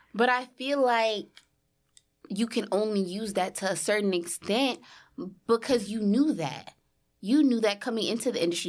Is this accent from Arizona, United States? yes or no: no; New Orleans, Louisiana, United States; moved away as an adult; now in New York City, United States; I'm from New Orleans, moved to New York City for school